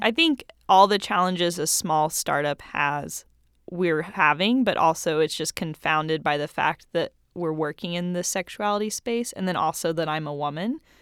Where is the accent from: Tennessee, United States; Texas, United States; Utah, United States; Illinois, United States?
Tennessee, United States; Knoxville; I grew up in Knoxville, Tennessee